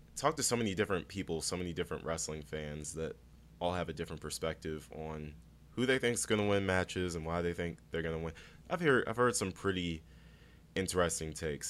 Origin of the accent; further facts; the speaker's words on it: Prince George's County, Maryland, United States; Prince George's County, Maryland. Born and raised, and super proud of it.